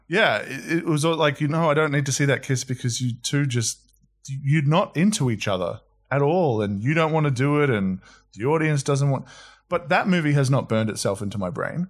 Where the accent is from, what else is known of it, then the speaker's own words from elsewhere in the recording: Australia; also born or lived in New Zealand; I moved over to Australia when I was five, hence no accent